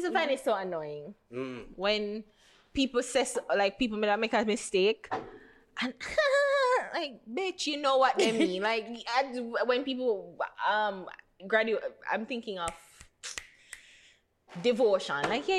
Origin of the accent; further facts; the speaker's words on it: Port Antonio, Portland, Jamaica; Right, but Port Antonio. You're Manchin, whatever. But I'm from Port Antonio.